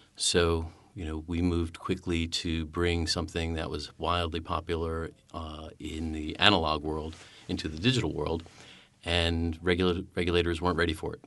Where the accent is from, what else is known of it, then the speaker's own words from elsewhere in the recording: United States; as an American